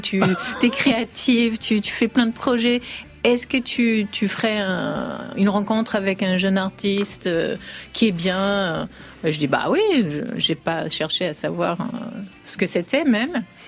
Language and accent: French; United States; étant américaine